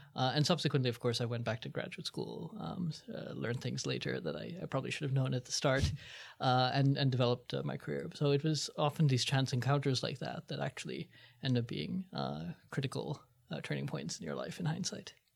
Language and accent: English; India; moved away; I was from India